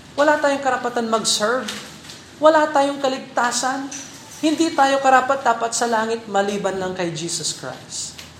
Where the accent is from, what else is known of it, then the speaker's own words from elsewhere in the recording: Philippines; bilang Pilipino